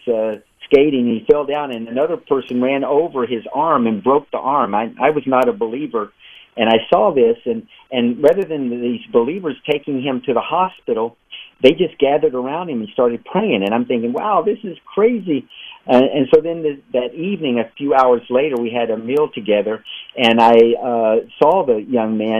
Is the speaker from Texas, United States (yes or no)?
yes; West Texas, United States; also born or lived in Chicago; now in Israel; I grew up in West Texas, where there's actually more horses than people where I grew up.